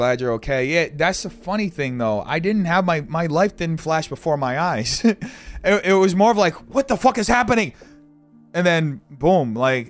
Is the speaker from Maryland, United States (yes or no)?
yes; Baltimore, Maryland, United States; Yeah, I'm from Baltimore and I visited LA last year.